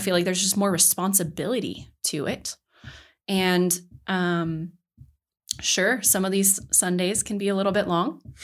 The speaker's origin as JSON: {"language": "English", "town": "Mesa", "region": "Colorado", "country": "United States", "tie": "born or raised there", "lives_now": "Denver, United States", "said": "I was born and raised in Grand Junction, or at least around that area. Um, more specifically, Mesa, Colorado"}